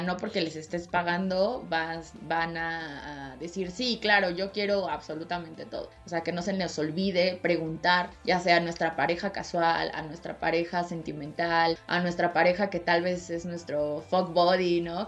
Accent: Mexico; yo soy mexicana, latina

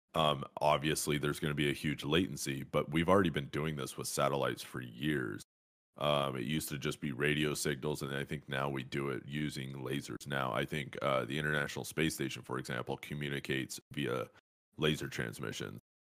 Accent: Fresno, California, United States; moved away; I grew up in Fresno, California

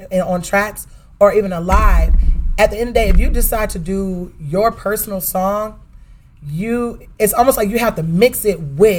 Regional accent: Dallas, Texas, United States; moved away; Okay, so Dallas, right? My hometown, Dallas Fort Worth.

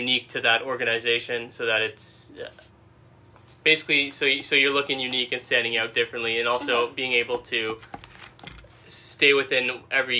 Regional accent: Mississauga, Ontario, Canada; now in Cambridge, Canada; Born and raised Mississauga, and right now I live in Cambridge, just outside of Kitchener-Waterloo

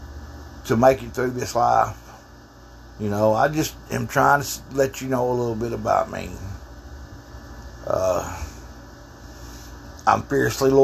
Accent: Texas, United States; I'm from Texas

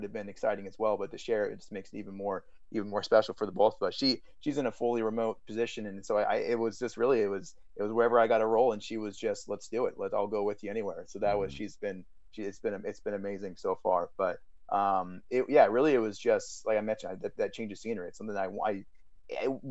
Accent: West Coast, United States; moved away as an adult; now in New York, United States; it was 400 people in my hometown. We had one traffic light

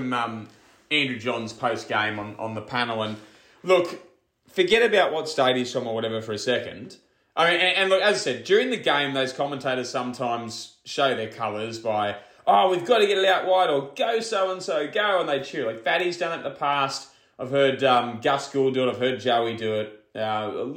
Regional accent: Queensland, Australia; I'm a Queenslander

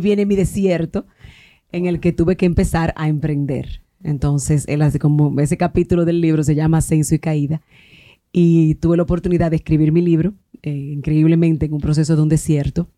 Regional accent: Palenque, San Cristóbal, Dominican Republic; moved away; also born or lived in Santo Domingo; yo soy de Palenque, eh, estudié en una escuela pública

